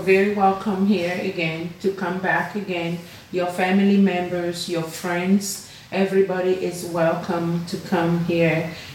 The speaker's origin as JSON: {"language": "English", "country": "Togo", "tie": "born or raised there", "also_born_or_lived": "Benin", "moved": "yes", "lives_now": "Las Vegas, United States", "said": "I was born in this country in a tiny little village, but I didn't know that I was gonna end up in Las Vegas, in America"}